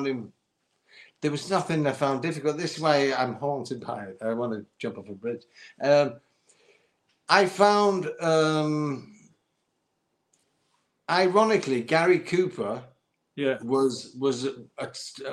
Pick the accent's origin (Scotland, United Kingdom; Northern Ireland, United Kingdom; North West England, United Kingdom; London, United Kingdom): North West England, United Kingdom; St Helens; I was in my hometown of England, in St. Helens, in a chip shop